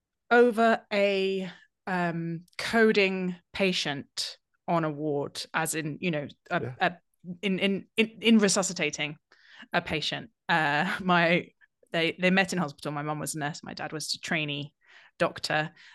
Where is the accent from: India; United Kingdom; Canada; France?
United Kingdom; South East England; I grew up in in England, we call them the home counties, and I've no idea why, but they're basically the counties that surround London in the southeast.